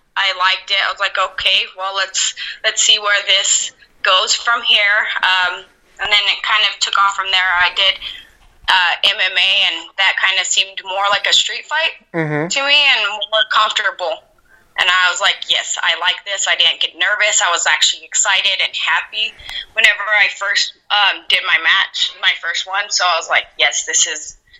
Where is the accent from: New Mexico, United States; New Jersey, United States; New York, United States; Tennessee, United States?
New Mexico, United States; Albuquerque; South Valley in Albuquerque, New Mexico